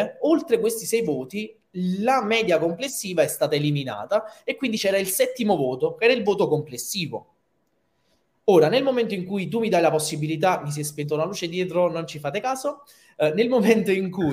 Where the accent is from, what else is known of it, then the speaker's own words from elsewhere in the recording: Naples, Campania, Italy; da napoletano, provinciale o che napoletano assoluto